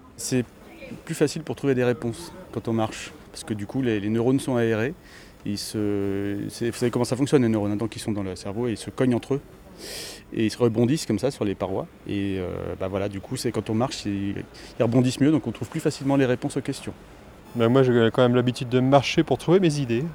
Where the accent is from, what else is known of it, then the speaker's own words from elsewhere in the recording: Normandy, France; Moi, je suis normand